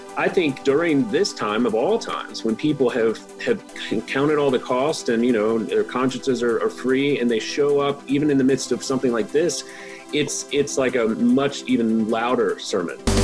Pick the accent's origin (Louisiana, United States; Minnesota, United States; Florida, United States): Louisiana, United States; Baton Rouge; I grew up in Baton Rouge